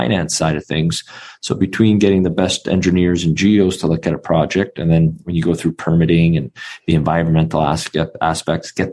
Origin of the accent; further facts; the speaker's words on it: Vancouver, British Columbia, Canada; born and raised in Vancouver, Canada, it's the epicenter for finance